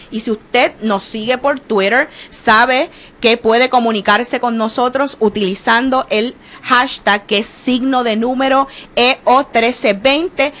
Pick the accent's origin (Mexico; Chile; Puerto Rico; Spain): Puerto Rico